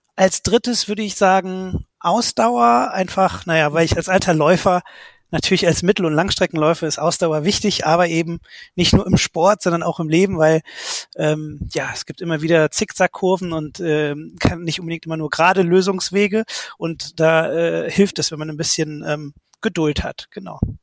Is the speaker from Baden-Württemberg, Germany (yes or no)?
no; Bonn, North Rhine-Westphalia, Germany; also born or lived in Cologne; da bin ich halt geboren, im, im Rheinland sozusagen groß geworden